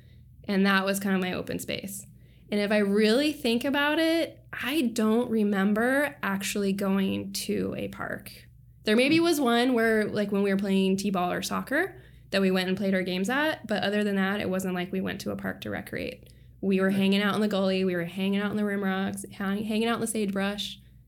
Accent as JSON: {"language": "English", "region": "Montana", "country": "United States", "tie": "born or raised there", "lives_now": "Seattle, United States", "said": "I grew up in Montana."}